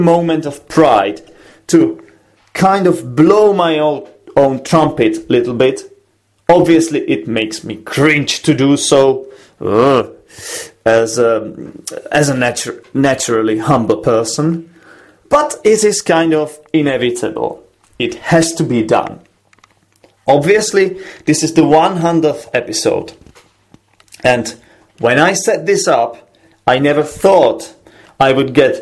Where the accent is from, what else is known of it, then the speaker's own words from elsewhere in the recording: Czechia; English is a second language; I am from the Czech Republic and I work as an English teacher